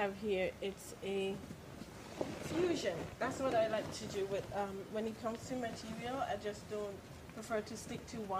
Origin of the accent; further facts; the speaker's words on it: St. Kitts & Nevis; also born or lived in Anguilla; I was born in Rainbow City. That's Anguilla. Yeah. And I was raised in St. Kitts.